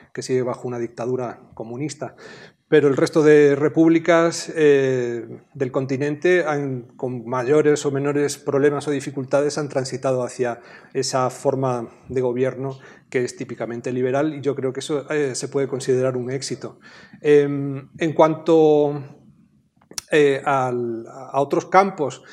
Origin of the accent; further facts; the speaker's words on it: Spain; yo vengo de España